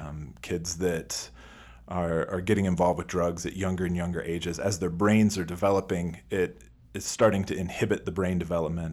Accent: United States

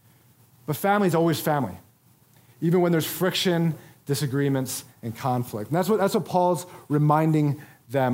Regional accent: Philadelphia, Pennsylvania, United States; my hometown of Philadelphia

